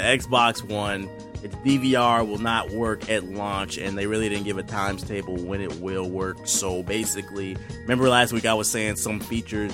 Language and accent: English; United States; I'm from America